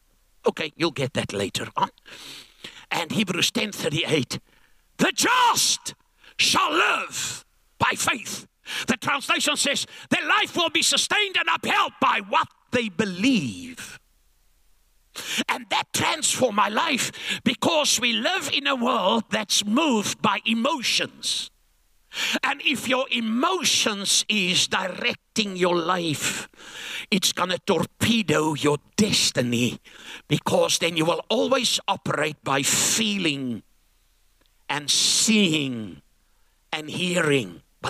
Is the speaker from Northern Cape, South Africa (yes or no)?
no; Langebaan, Western Cape, South Africa; I come from Langebaan like Viscus Bockum.